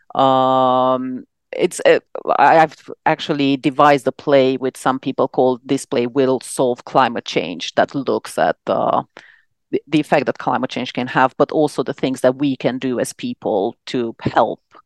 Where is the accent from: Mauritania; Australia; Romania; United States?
Romania; moved away as an adult; now in London, United Kingdom; back in Romania, which is where I'm from